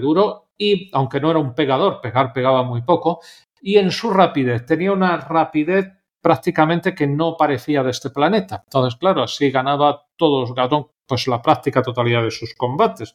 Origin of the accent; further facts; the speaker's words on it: Spain; siendo españoles